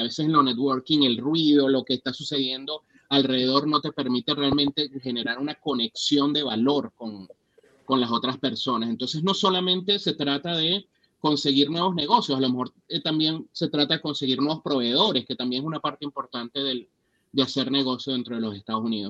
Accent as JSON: {"language": "Spanish", "country": "Venezuela", "moved": "yes", "lives_now": "United States", "said": "como venezolanos"}